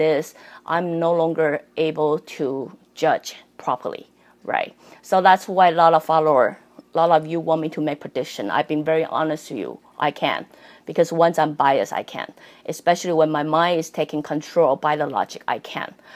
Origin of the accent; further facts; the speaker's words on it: Taiwan; also born or lived in Canada; I'm Canadian and I'm Taiwanese.